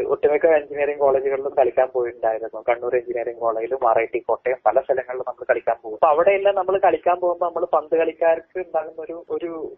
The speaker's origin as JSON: {"language": "Malayalam", "town": "Nilambur", "region": "Kerala", "country": "India", "tie": "born or raised there", "also_born_or_lived": "Thrissur", "moved": "as an adult", "lives_now": "Delhi, India", "said": "ഞാൻ മലപ്പുറം നിലമ്പൂർ സ്വദേശിയാണ്"}